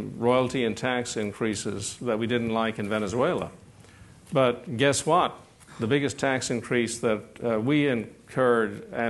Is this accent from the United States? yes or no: no; Ireland; Like, I come from Ireland, but it's a small little place.